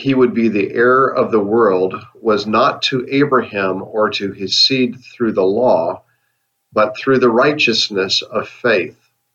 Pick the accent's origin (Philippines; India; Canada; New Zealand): Canada; now in United States; I live in the USA, but I'm a Canadian citizen. But my ancestors are from Scotland